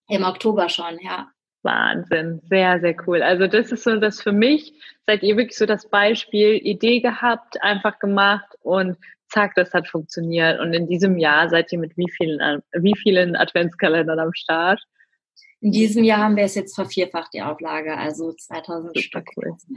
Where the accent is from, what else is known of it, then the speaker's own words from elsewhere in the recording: Cologne, North Rhine-Westphalia, Germany; Ja, also genau, wir kommen, oder beziehungsweise ich komme aus Köln